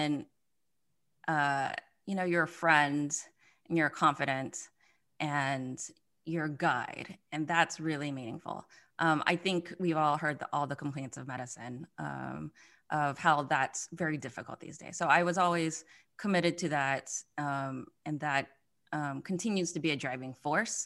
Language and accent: English; Mississippi, United States; I'm from Mississippi, so born and raised in Mississippi, which is the poorest state in the United States